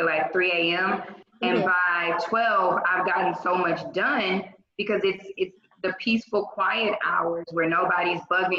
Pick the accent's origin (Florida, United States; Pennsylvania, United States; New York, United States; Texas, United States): Texas, United States; Houston; also born or lived in Atlanta, Georgia; I am from Houston, Texas